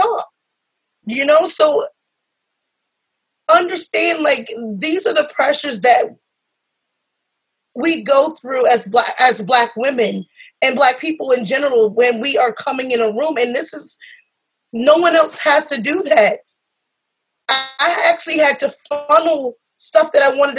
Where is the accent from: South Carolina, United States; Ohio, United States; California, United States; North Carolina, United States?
South Carolina, United States; I come from South Carolina. I'm from the South.